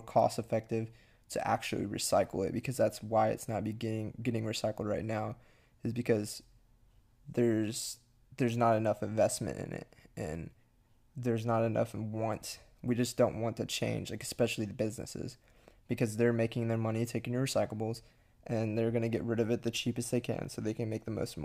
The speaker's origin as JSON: {"language": "English", "area": "near Galveston", "region": "Texas", "country": "United States", "tie": "born or raised there", "said": "near my hometown"}